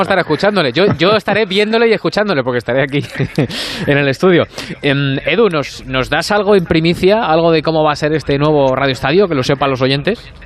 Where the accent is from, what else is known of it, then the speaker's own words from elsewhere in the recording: Madrid, Community of Madrid, Spain; yo no vivo en Vallecas, pero soy vallecano